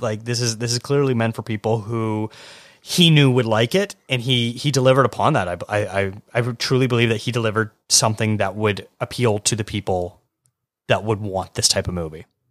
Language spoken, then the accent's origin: English; Canada; as a Canadian